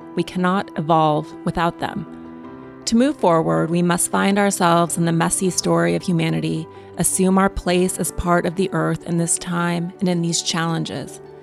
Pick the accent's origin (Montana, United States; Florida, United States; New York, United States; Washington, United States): Montana, United States; I grew up in Montana